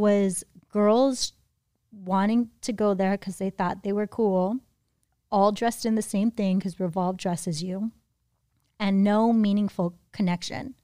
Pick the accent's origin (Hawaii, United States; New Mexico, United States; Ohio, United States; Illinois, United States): Hawaii, United States; now in Los Angeles, United States; I grew up in Hawaii